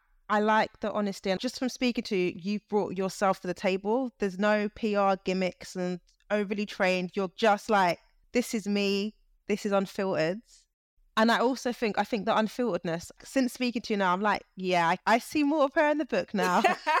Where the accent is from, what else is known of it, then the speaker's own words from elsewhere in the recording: United Kingdom; I'm British, but I was like, yeah, Niger, I can feel it.